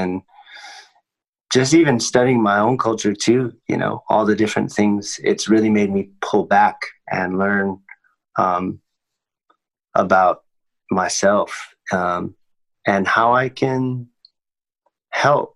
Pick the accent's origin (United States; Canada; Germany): United States; growing up in the States